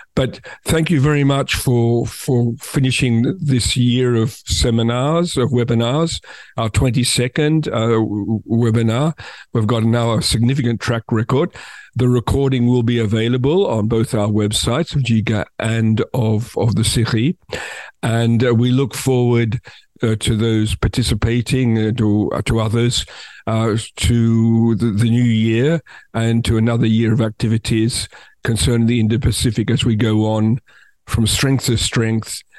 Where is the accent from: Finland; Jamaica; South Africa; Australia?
Australia; as somebody from Australia